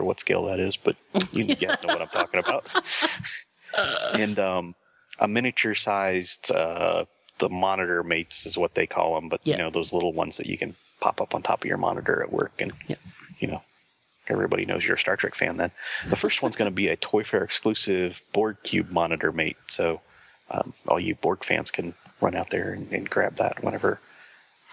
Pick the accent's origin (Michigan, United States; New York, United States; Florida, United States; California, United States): Michigan, United States; I grew up in Michigan